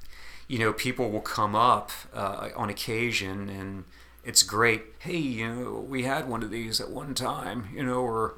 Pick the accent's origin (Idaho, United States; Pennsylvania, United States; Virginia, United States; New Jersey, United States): New Jersey, United States; I grew up in South Jersey, not all that far away from Atlantic City.